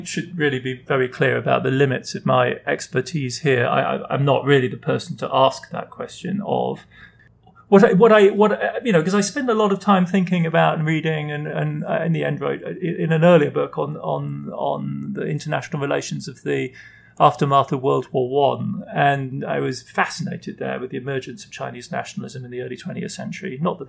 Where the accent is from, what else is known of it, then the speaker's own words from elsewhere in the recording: Germany; I mean, I grew up in West Germany. I grew up in the period of Ostpolitik, of transformation through engagement.